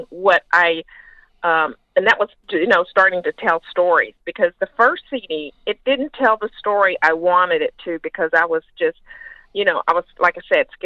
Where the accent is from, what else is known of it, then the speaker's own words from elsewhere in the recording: the South, United States; I'm from the South